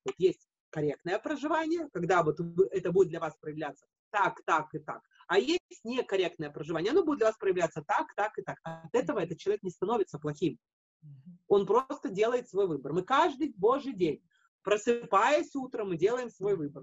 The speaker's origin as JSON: {"language": "Russian", "country": "Latvia", "moved": "yes", "lives_now": "Japan", "said": "я из Латвии"}